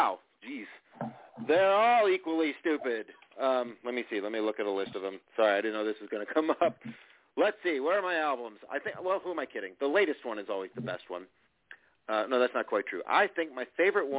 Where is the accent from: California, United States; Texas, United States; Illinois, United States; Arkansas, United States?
Illinois, United States; Chicago; now in Nashville, United States; I live in Nashville. I was born in Chicago